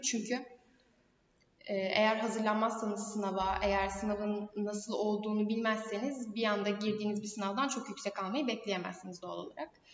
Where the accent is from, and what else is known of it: Turkey